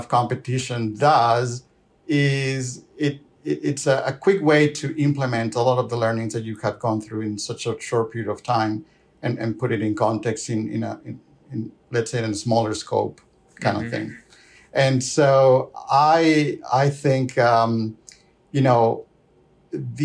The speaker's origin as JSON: {"language": "English", "country": "Peru", "also_born_or_lived": "Lima, Peru / Ontario, Canada", "moved": "as an adult", "lives_now": "Calgary, Canada", "said": "I'm originally from Peru. First half of my career, I spent it in Lima"}